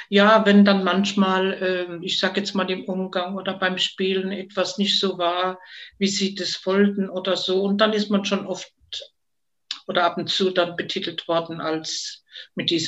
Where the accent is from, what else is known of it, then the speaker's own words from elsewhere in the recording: Heidelberg, Baden-Württemberg, Germany; bin 1950 geboren und zwar in Heidelberg und bin da auch aufgewachsen in der Pfaffengasse.